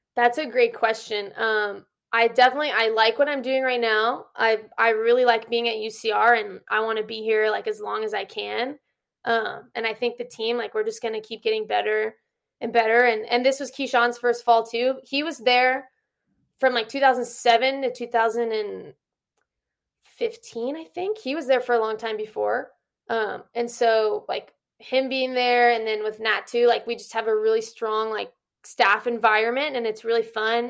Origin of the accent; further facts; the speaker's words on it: Orange County, California, United States; moved away as an adult; also born or lived in Utah / New Mexico; now in Riverside, United States; I'm from Orange County, and I missed home.